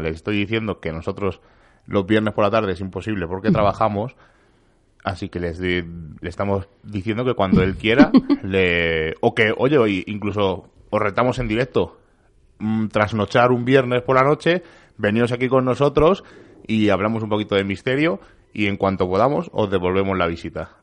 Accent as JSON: {"language": "Spanish", "area": "Vallecas", "region": "Community of Madrid", "country": "Spain", "said": "los vallecanos de pro"}